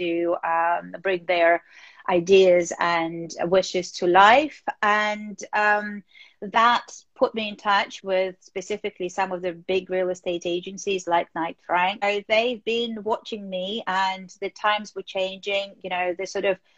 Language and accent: English; Moscow, Russia; moved away as an adult; now in United Kingdom; growing up in Moscow